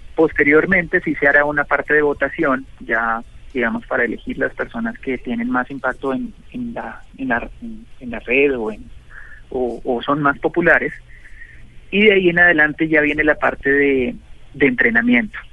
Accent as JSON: {"language": "Spanish", "country": "Colombia"}